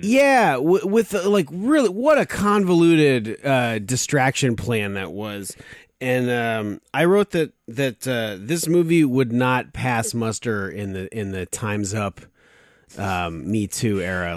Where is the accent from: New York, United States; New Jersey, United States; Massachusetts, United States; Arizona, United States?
Arizona, United States; I grew up in Arizona mostly